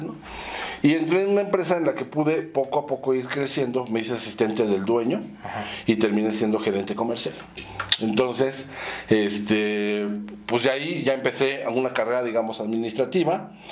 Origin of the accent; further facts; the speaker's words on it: Mexico City, Mexico; also born or lived in Zamora, Michoacán; ahí en la colonia este, Condesa. Ahí es donde nací. Es de la Condesa. Sí. Luego ya nos fuimos a vivir a la Roma.